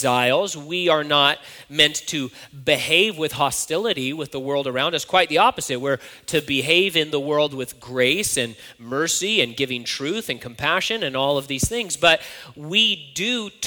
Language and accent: English; United States; I'm an American citizen